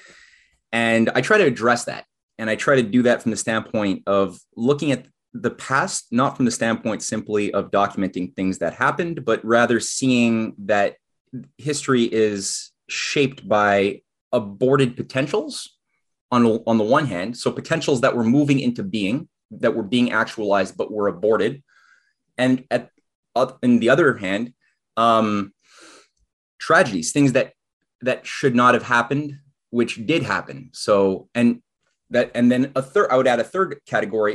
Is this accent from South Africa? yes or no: no; Canada; as a Canadian